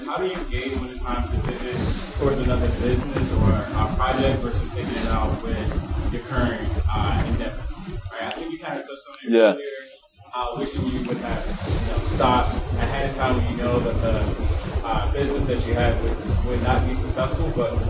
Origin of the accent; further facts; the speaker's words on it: Chicago, Illinois, United States; I'm from Chicago.